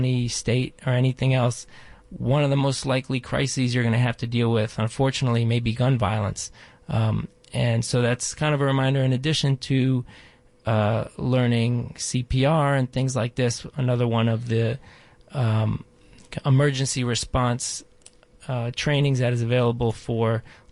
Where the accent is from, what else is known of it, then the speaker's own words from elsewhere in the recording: Baltimore, Maryland, United States; I grew up in Baltimore